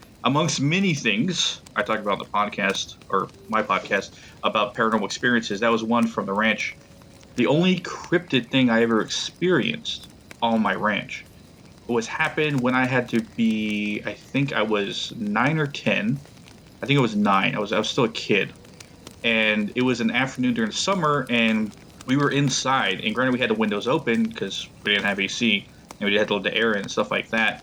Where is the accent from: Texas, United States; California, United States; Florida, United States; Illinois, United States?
Texas, United States; Blanco; moved away as an adult; now in North Carolina, United States; the ranch I grew up on in Blanco, Texas